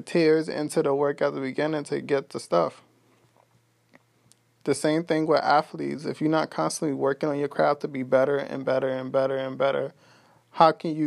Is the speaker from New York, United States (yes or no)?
yes; New York City, New York, United States; moved away as an adult; now in Texas, United States; I'm from Brooklyn, New York. I currently live in Texas